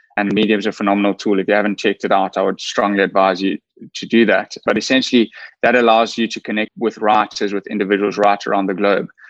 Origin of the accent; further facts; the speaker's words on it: KwaZulu-Natal, South Africa; I grew up in KwaZulu Natal, which is a province in South Africa